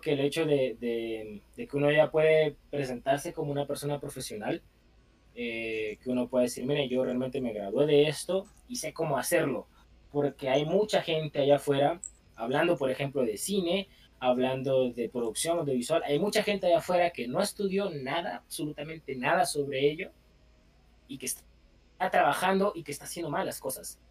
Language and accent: Spanish; Guatemala